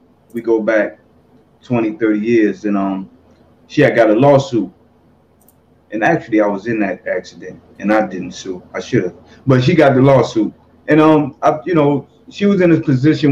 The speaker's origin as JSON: {"language": "English", "region": "New Jersey", "country": "United States", "said": "I'm from Jersey. From North."}